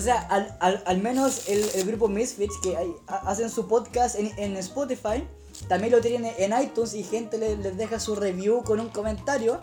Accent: Chile

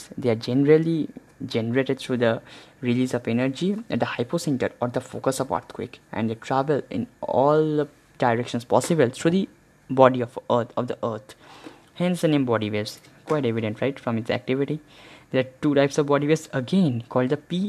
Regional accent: India; being an Indian

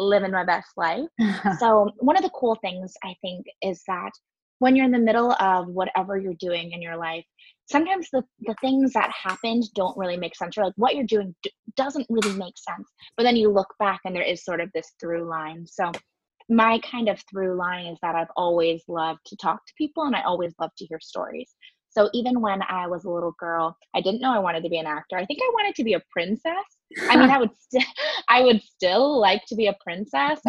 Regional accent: San Diego, California, United States; moved away as an adult; now in New York, United States; me growing up in San Diego

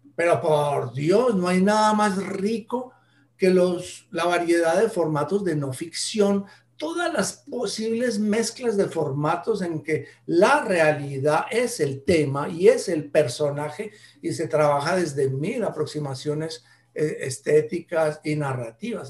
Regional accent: Colombia; en Colombia somos tan diferentes de norte

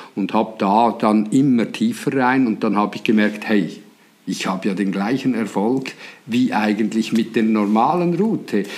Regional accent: Switzerland; accent: Swiss; wie ihr aus meiner Mundart hört, ich komme natürlich aus der Schweiz

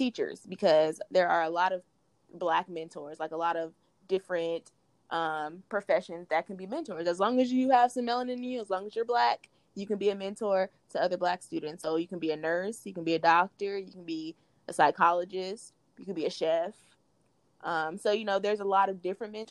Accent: California, United States; we're from Cali

